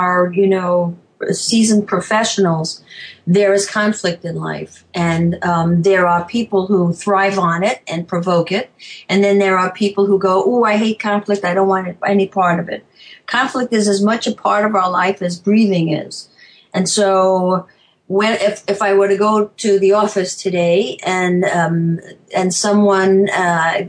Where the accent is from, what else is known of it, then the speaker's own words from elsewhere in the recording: New York, United States; moved away as an adult; also born or lived in Chicago, Illinois / Tucson, Arizona; now in Savannah, United States; I'm originally a New Yorker